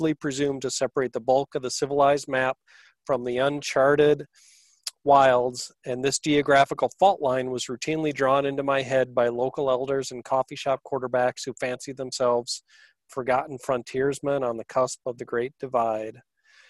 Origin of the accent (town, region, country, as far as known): Barron County, Wisconsin, United States; born or raised there